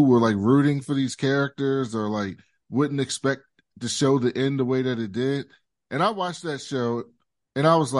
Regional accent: Baltimore, Maryland, United States; I'm from West Baltimore

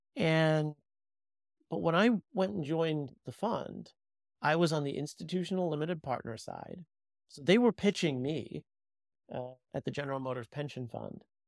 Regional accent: New York City, New York, United States; I grew up in New York, and so I'm very, very fortunate that the ecosystem kind of grew up around me and I didn't have to move

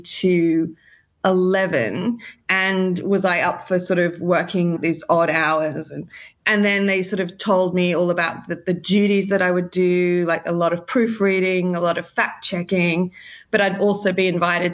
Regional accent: Sydney, New South Wales, Australia; moved away as an adult; now in London, United Kingdom; I'm from Sydney, Australia, and I originally studied a BA in communications about 10 years ago

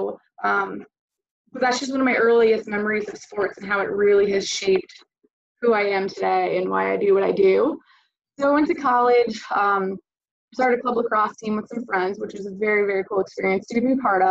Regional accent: East Greenbush, New York, United States; now in Florida, United States; I'm originally from New York, East Greenwich, New York. It's a suburb outside of Albany.

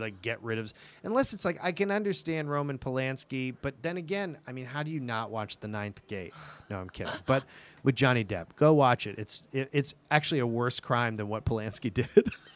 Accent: New England, United States; moved away; also born or lived in Los Angeles; I grew up in New England

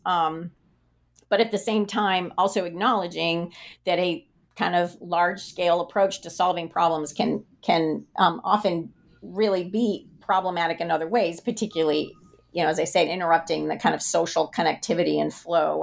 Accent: the West, United States; I grew up in the West

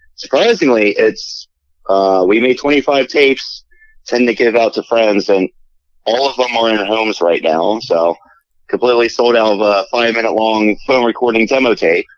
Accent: Philadelphia, Pennsylvania, United States; I'm from Philly

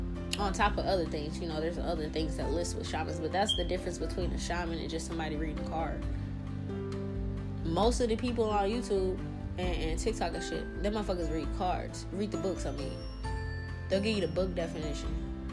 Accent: New Orleans, Louisiana, United States; now in Pacific Northwest, United States; I came up to where I live now from the south. I'm in Pacific Northwest. I came from New Orleans, the bottom of the boot, the bottom, where it's murder and killings and you be lucky to live to a certain fucking age.

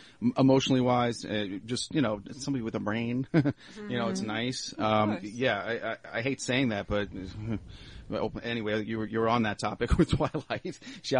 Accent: New York, United States; I'm from New York.

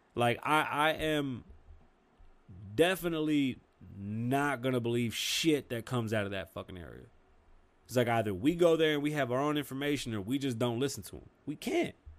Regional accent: New York, United States; accent: New York

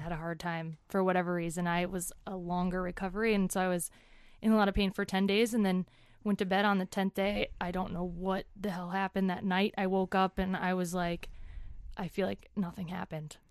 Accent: Woodbury, Minnesota, United States; moved away as an adult; also born or lived in Denver, Colorado / Englewood, Colorado; I grew up in Woodbury, Minnesota

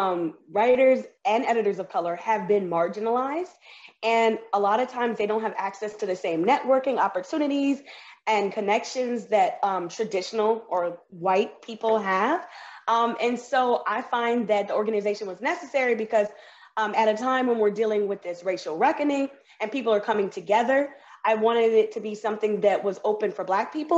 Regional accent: New Orleans, Louisiana, United States; moved away as an adult; now in Puerto Rico; I'm from New Orleans, Louisiana, and I am born and raised in the South, but I've traveled a lot. And right now I'm in Puerto Rico

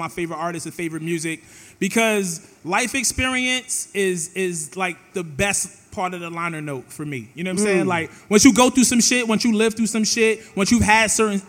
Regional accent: New York City, New York, United States; before I ever left Coney Island

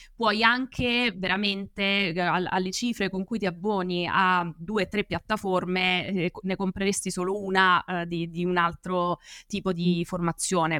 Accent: Apulia, Italy; moved away as an adult; now in Rome, Italy; io sono pugliese, mi sono trasferita a Roma poi per l'università

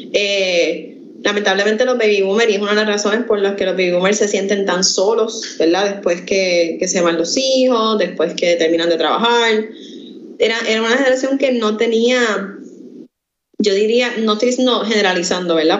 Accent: Quebradillas, Puerto Rico; now in Camuy, Puerto Rico; Yo vivo en Camuy, pero yo soy originalmente de Quebradillas

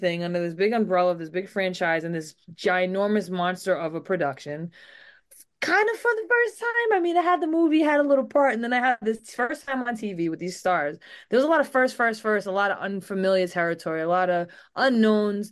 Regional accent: Rhode Island, United States; growing up in Rhode Island, I will say I had a lot of training for the nor'easters that we get

